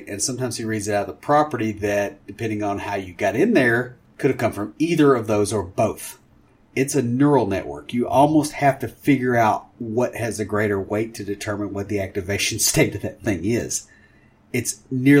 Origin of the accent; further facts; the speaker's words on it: Tennessee, United States; I'm from Tennessee